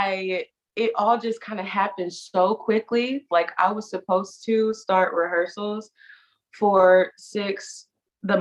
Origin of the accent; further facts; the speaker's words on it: Indianapolis, Indiana, United States; moved away as an adult; also born or lived in Chicago, Illinois; now in New York, United States; I'm from Indianapolis, Indiana